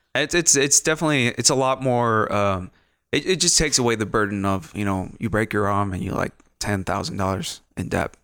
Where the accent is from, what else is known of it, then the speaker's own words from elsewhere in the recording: Ciudad Juarez, Chihuahua, Mexico; moved away; also born or lived in London; I grew up in, uh, what used to be a small town, not, not a big ass city, um, Ciudad Juarez, Chihuahua, Mexico.